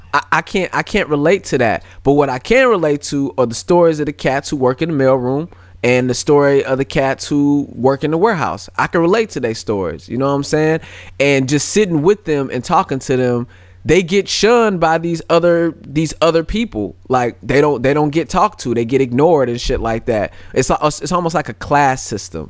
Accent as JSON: {"language": "English", "town": "St. Louis", "region": "Missouri", "country": "United States", "tie": "born or raised there", "also_born_or_lived": "California", "said": "I was born in Cali, but I was raised in Saint Louis"}